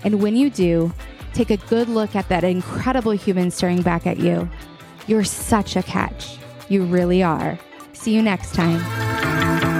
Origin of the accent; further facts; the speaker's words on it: Redding, United States; my hometown Reading